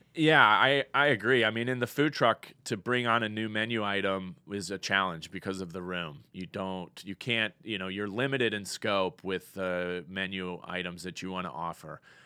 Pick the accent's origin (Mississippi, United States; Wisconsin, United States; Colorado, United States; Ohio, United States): Colorado, United States; moved away as an adult; also born or lived in Cincinnati / Denver, Colorado; now in Fort Payne, United States; I was born and raised in Colorado.